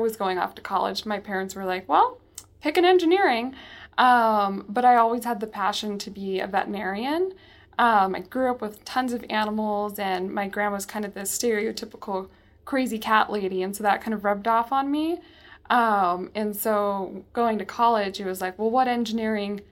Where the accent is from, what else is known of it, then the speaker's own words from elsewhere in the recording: California, United States; now in Colorado, United States; I'm originally from California, born and raised.